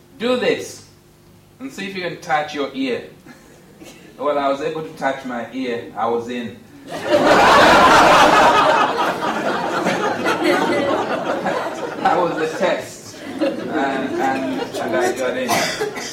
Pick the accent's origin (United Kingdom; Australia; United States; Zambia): Zambia; when I was born in Northern Rhodesia